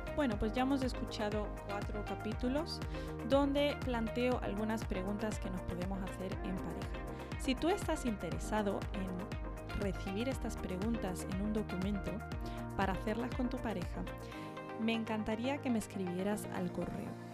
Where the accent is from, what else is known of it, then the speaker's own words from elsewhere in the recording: Andalusia, Spain; accent: Andalusian; now in Madrid, Spain; cuando yo vuelvo a Andalucía, hablo andaluz y tengo maneras muy andaluzas